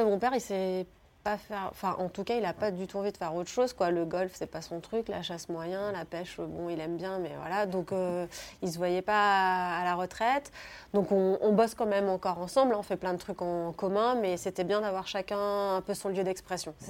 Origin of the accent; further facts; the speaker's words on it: Cornas, Auvergne-Rhône-Alpes, France; moved away as an adult; also born or lived in Lille / Bordeaux / India / United States; j'ai grandi donc à Cornas, qui est un petit bled en Ardèche